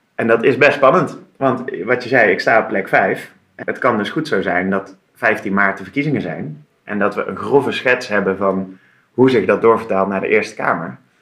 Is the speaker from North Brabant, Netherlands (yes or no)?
yes; Tilburg, North Brabant, Netherlands; moved away as an adult; now in Utrecht, Netherlands; Ik kom oorspronkelijk uit Tilburg. Daar ben ah. ik eh, geboren en getogen. Dat is misschien in een tongval nog een beetje te herkennen.